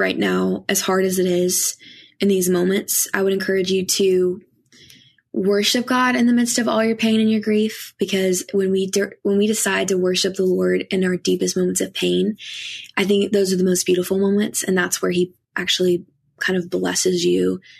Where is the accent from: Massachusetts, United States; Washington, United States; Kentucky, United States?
Kentucky, United States; I grew up in Kentucky